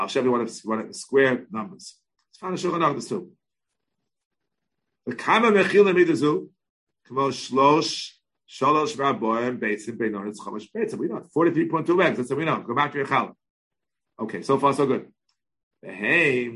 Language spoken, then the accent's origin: English; United States; We all lived in the melting pot of America